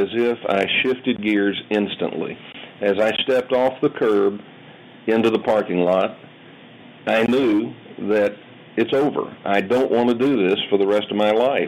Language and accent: English; Dallas, Texas, United States; I was born and raised in Dallas, Texas